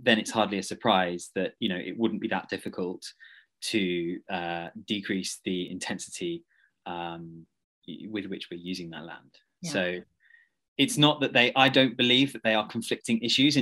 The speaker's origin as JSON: {"language": "English", "region": "South East England", "country": "United Kingdom", "tie": "born or raised there", "said": "I grew up in South, so I'm quite used to hedges"}